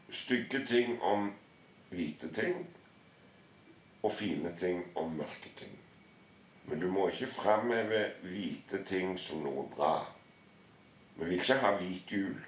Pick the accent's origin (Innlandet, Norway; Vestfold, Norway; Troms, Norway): Troms, Norway; Harstad; jeg er liksom fra, fra Nord-Norge. Harstad